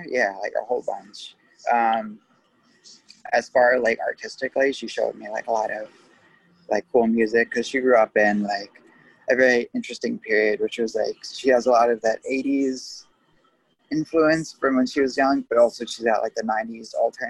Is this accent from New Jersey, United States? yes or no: yes; Cedar Grove, New Jersey, United States; also born or lived in Caldwell, New Jersey; I'm originally from Cedar Grove, so okay. I've only moved to Caldwell like the last 2 years of high school, so I didn't bother like learning anybody. Like sophomore year was my last year in Cedar Grove